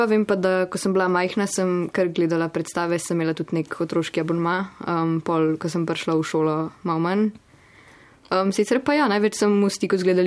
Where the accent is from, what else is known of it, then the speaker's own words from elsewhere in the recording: Ljubljana, Central Slovenia, Slovenia; in sem iz Ljubljana.